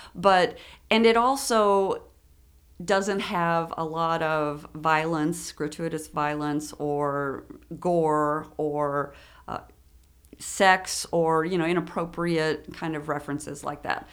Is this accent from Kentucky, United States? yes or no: yes; Frankfort, Kentucky, United States; also born or lived in Lexington, Kentucky; I was born in Frankfurt